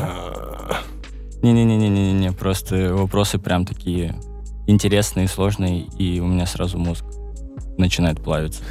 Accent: Arkhangelsk, Arkhangelsk Oblast, Russia; now in Saint Petersburg, Russia; когда я переезжал из Архангельска, из родного города, из своего

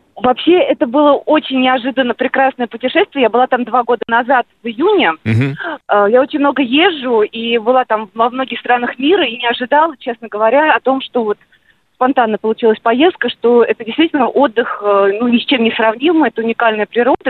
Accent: Moscow, Russia; Я сама из Москвы

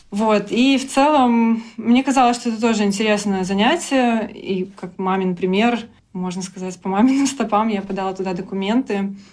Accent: Belarus; moved away as an adult; also born or lived in Minsk; now in London, United Kingdom; А в целом я разработчик э, из Беларуси. Я жила в Минске последние годы и до того, как переехала в Лондон.

